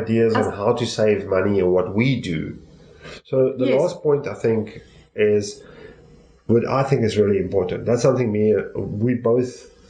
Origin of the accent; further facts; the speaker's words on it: South Africa; we're from South Africa, so we have South African rands